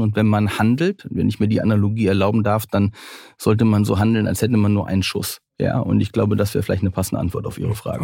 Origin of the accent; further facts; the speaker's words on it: North Rhine-Westphalia, Germany; ich bin ja auch am Niederrhein groß geworden